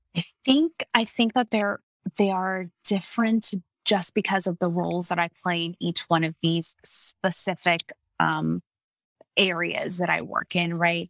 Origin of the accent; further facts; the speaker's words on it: Miami, Florida, United States; also born or lived in Kissimmee, Florida; I was born in Miami, Florida, and I spent most of my childhood there